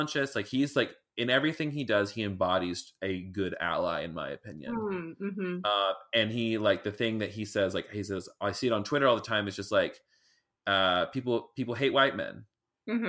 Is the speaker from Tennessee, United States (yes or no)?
yes; Clarksville, Tennessee, United States; I grew up in Clarksville, Tennessee, but really it was like Woodlawn, which is like the boonies and country as fuck